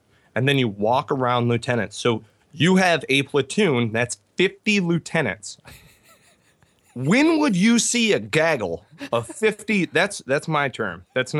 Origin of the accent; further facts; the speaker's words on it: Midland, Michigan, United States; So I grew up in Midland, Michigan, graduated high school, immediately enlisted in the Marine Corps.